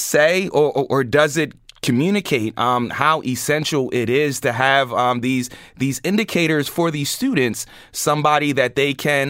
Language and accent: English; Lancaster, Pennsylvania, United States; Now I come from Lancaster County, Lancaster City, and I went to E.R. Martin, I went to Wheatland Middle School, and then Lancaster Catholic High School